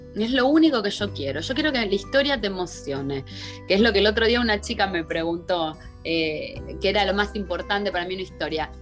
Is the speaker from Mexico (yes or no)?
no; Buenos Aires, Argentina; moved away as an adult; muy cerquita del obelisco, súper porteña en Buenos Aires. Eh, me crié ahí